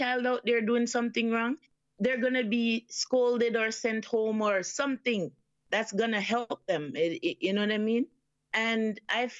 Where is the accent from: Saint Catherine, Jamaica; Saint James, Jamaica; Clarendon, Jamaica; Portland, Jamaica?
Portland, Jamaica; moved away as an adult; now in Canada; I was born in the beautiful parish of Portland, Jamaica. And then I migrated to Canada, you know, in 95.